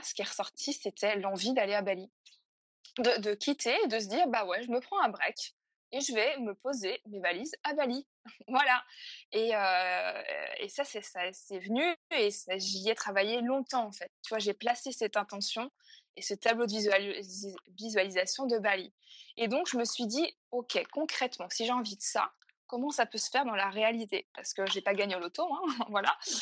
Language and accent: French; Fougères, Brittany, France; moved away as an adult; also born or lived in Paris; je suis bretonne et fière de l'être. et j'ai grandi à Fougères, donc une, ville à côté de, Rennes.